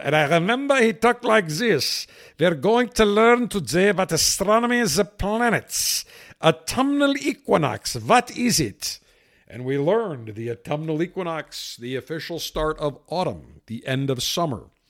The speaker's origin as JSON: {"language": "English", "town": "Buffalo", "region": "New York", "country": "United States", "tie": "born or raised there", "moved": "yes", "lives_now": "Tampa, United States", "said": "as a kid, growing up in Buffalo"}